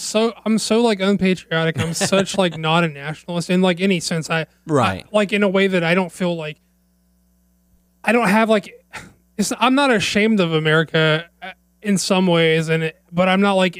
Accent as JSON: {"language": "English", "country": "United States", "said": "as an American"}